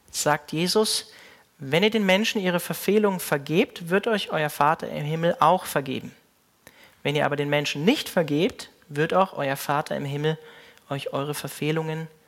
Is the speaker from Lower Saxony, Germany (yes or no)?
yes; Hanover, Lower Saxony, Germany; Mein Pastor, ähm, unter dem ich so im Glauben aufgewachsen bin in Hannover